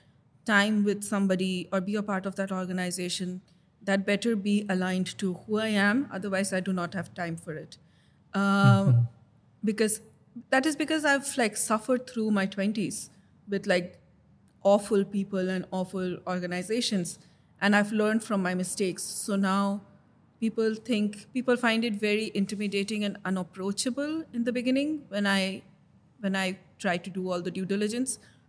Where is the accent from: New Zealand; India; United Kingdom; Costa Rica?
India; moved away as an adult; also born or lived in Dublin, Ireland; now in Wicklow, Ireland; I am from India